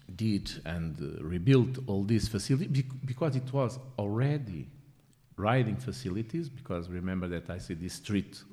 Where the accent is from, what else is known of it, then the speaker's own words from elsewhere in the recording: Lisbon, Portugal; I grew up here in Lisbon, in the what we call the, the um, line of Lisbon, Cascais